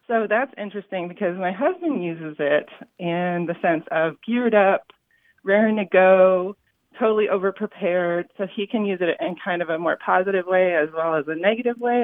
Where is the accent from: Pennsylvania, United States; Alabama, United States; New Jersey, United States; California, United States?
California, United States; I was raised in California